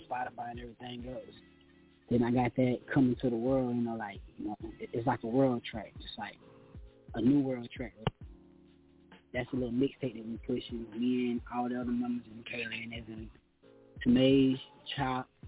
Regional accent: Columbia, South Carolina, United States; I was born and raised down here in Columbia, South Carolina

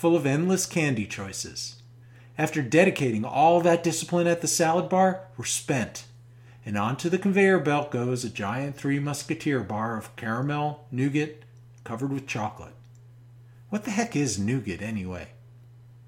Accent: New York metropolitan area, United States; we are both from the New York metropolitan area

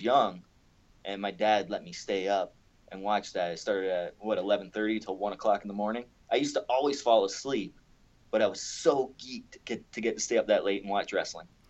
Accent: Canada; I grew up in Canada

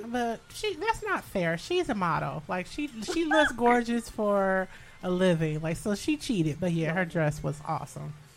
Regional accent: Detroit, Michigan, United States; now in New York, United States; I am from Michigan. I'm a Detroiter, um, suburban Detroit. I lived in the metro area

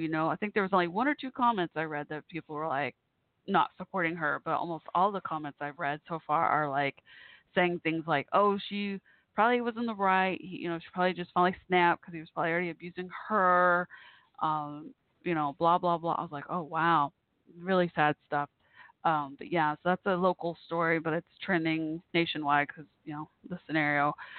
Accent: Texas, United States; I'm from Texas

